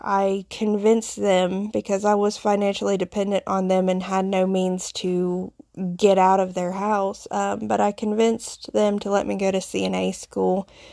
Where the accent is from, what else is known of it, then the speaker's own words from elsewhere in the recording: foothills of the Appalachian Mountains, the South, United States; accent: Southern; my accent, I grew up in the South, in the Bible Belt, uh, in the foothills of the Appalachian Mountains